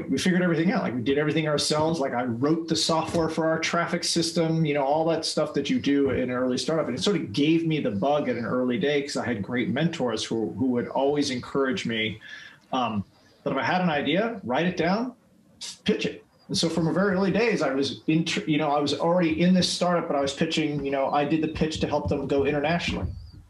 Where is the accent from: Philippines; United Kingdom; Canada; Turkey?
Philippines; also born or lived in Micronesia; And then I was raised in the Philippines after that.